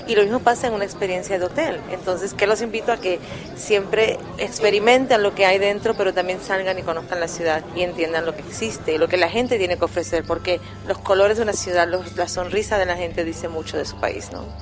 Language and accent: Spanish; Puerto Rico; now in Mexico; Me sigo llamando la niña de la isla porque sabes que soy de Puerto Rico colonizando México